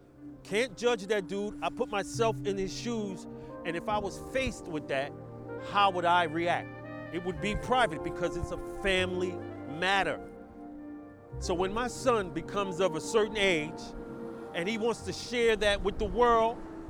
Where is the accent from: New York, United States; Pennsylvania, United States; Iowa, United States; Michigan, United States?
New York, United States; New York City; live in BK, my hometown. You know, I'm from Brownsville. So we love to be back in Brooklyn.